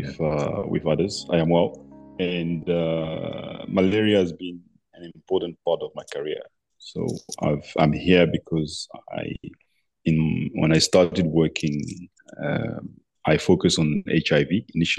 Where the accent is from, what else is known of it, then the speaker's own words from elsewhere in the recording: Abidjan, Côte d’Ivoire; as I was growing up in Abidjan